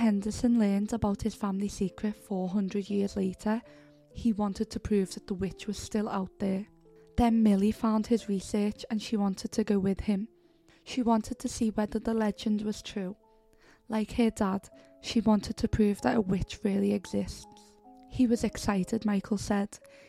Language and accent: English; Pendle, North West England, United Kingdom; Of course, I grew up in Pendle, so it was hard to avoid general talks of witches, especially at Halloween.